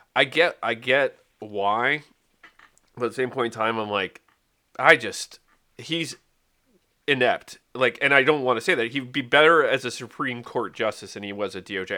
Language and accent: English; Wales, United Kingdom; I'm Welsh, not English